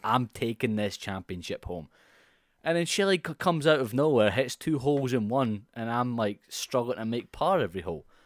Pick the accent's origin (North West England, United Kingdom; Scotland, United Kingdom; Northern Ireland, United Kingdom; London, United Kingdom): Scotland, United Kingdom; as a Scot